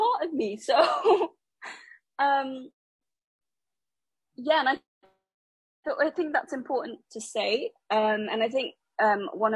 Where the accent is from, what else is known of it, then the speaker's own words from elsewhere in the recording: London, United Kingdom; I grew up in London